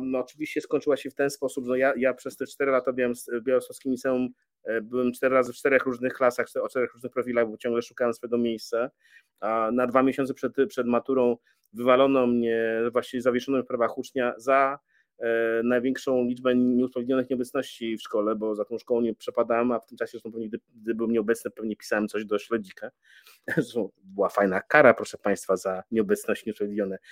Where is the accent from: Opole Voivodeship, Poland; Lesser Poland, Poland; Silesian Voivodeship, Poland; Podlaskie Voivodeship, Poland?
Podlaskie Voivodeship, Poland; Białystok; moved away as an adult; also born or lived in Warsaw; Przyjechałem na Jelonki z Białego Stoku, z mojego rodzinnego miasta